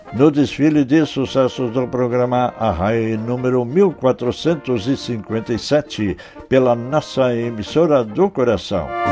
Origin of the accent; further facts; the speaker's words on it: north-central Rio Grande do Sul, Brazil; no centro-norte do Rio Grande do Sul, minha terra natal